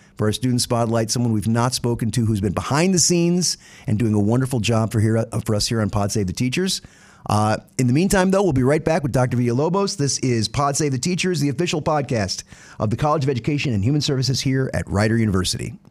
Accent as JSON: {"language": "English", "region": "the South", "country": "United States", "moved": "yes", "lives_now": "New Jersey, United States", "said": "being a Southerner"}